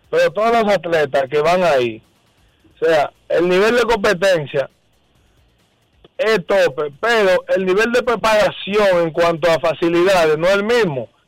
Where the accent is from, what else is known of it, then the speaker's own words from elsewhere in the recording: Dominican Republic; yo soy dominicano